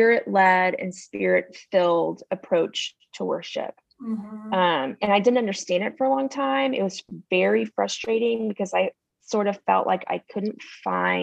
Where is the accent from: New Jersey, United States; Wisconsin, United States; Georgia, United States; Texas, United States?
Texas, United States; East; I grew up in East Texas where it was so segregated